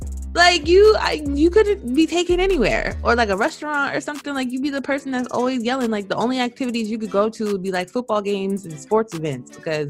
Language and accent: English; East Coast, United States; now in Seattle, United States; I currently live in Washington, in Seattle, but I am from the East Coast, and I am 28, a summer baby who loves the wintertime.